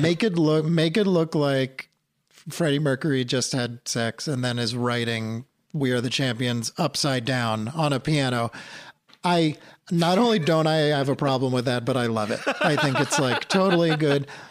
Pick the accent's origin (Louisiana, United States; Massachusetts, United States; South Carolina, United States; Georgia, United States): Massachusetts, United States; New England, outside of Boston; I grew up in New England, outside of Boston